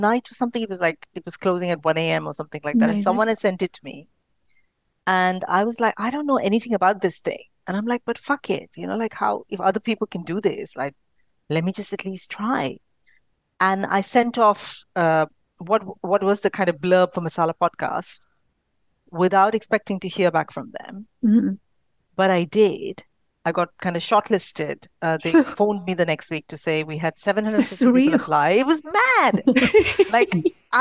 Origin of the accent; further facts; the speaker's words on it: India; I'm from India